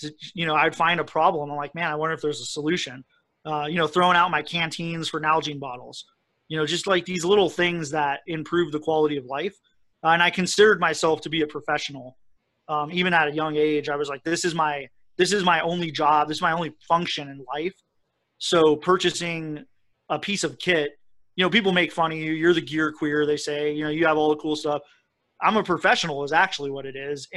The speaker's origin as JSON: {"language": "English", "region": "Colorado", "country": "United States", "tie": "born or raised there", "said": "I grew up in Colorado with, you know, my dad was really into hiking and camping and fishing, and so I was just outside a lot"}